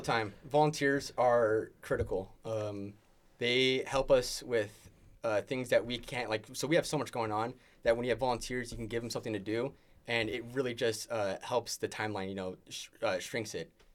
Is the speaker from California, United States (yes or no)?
yes; San Jose, California, United States; moved away as an adult; also born or lived in Boulder Creek, California; now in Oregon, United States; I'm from the Bay Area, San Jose, represent. Um, uh, was raised first two years of my life in Boulder Creek, so it's in the mountains. Uh, up from San Jose. Um, and then we moved down into the valley, uh, two thousand five-ish. Um, and then, uh, high school throughout there.